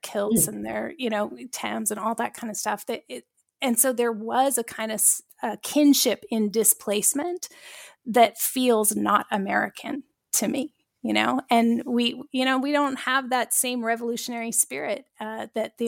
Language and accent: English; Duncan, British Columbia, Canada; also born or lived in Shawnigan Lake, British Columbia; now in Victoria, Canada; Southern Vancouver Island, where I grew up, Duncan, BC, Cowichan Valley